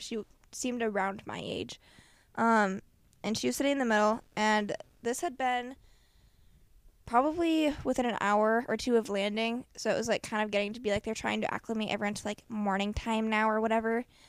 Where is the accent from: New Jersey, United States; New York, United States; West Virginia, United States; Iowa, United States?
Iowa, United States; we say Iowa